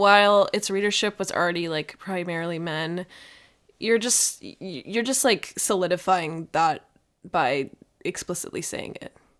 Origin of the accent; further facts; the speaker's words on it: Minnesota, United States; my home state